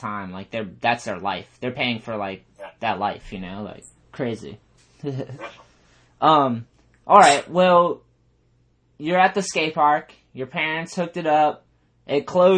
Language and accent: English; East Coast, United States; growing up on the East Coast, being a skateboarder